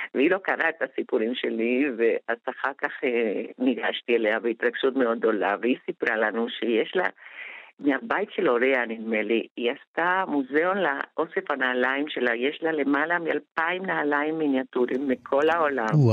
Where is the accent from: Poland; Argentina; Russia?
Argentina; now in Israel; אני אמנם באה מארגנטינה, אבל בבית דיברו יידיש, ואני סירבתי לדבר יידיש